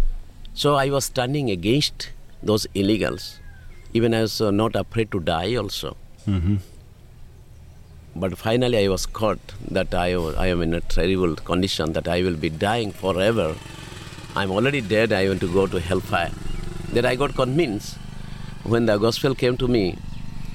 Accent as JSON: {"language": "English", "area": "Kandhamal district", "region": "Odisha", "country": "India", "moved": "yes", "lives_now": "Tiruchirappalli, India", "said": "I am from the state of Odisha, yeah. District of Kandamal"}